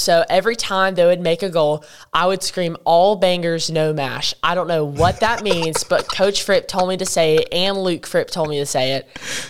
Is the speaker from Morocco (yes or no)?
no; United Kingdom; accent: British; But I don't really know how I feel about my British accent.